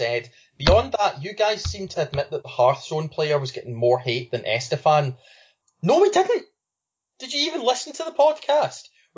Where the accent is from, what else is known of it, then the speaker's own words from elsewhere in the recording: Scotland, United Kingdom; I'm Scottish